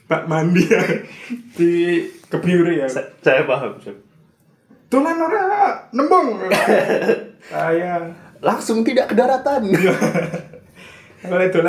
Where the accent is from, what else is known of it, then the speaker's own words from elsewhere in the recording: Sleman, Special Region of Yogyakarta, Indonesia; Saya kan anak Sleman. Iya. Terus daerah Merapi.